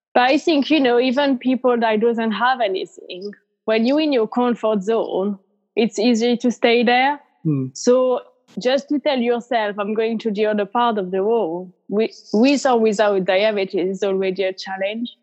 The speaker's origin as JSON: {"language": "English", "country": "France", "also_born_or_lived": "Australia", "moved": "as an adult", "lives_now": "United Kingdom", "said": "I'm from France originally and I live in the UK"}